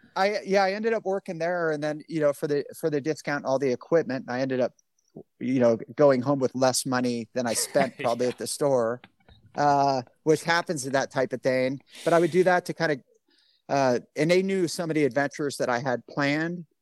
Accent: Bay Area, California, United States; also born or lived in Alaska; I grew up in the Bay Area and I didn't leave California much other than I, I lived in Alaska for a couple of years in the military

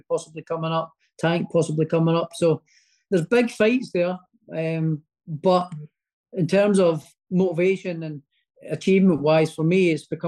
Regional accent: Prestonpans, Scotland, United Kingdom; also born or lived in Edinburgh; he's sort of kind of linked to my hometown as well

